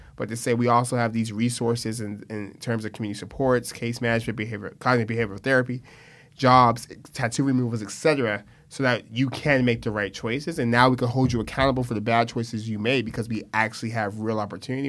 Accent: Stockton, California, United States; born and raised in Stockton

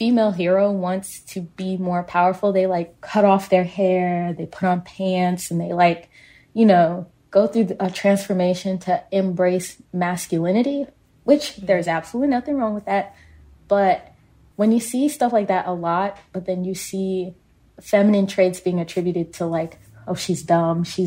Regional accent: Kansas, United States; we're both from Kansas.

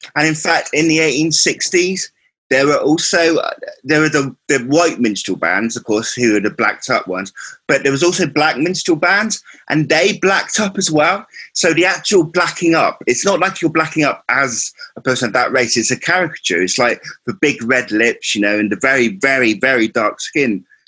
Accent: Cornwall, South West England, United Kingdom; I'm from Cornwall

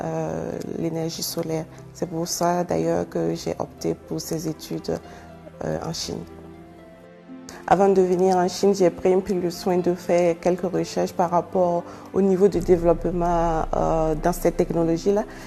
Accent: Ouagadougou, Centre, Burkina Faso; moved away as an adult; now in Chongqing, China; Je suis née au Burkina Faso, plus précisément à Ouagadougou

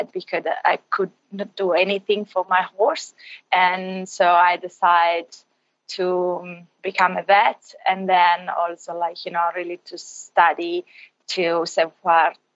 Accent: Italy; English is a second language; I'm from Italy originally.

